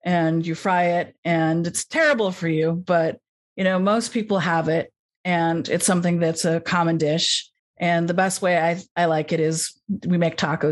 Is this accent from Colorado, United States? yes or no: no; Los Angeles, California, United States; I grew up in Los Angeles